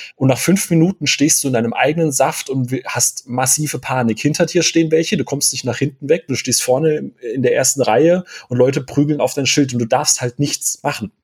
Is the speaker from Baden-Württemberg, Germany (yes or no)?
yes; Karlsruhe, Baden-Württemberg, Germany; now in Bavaria, Germany; Ich komme hier ursprünglich gebürtig aus Karlsruhe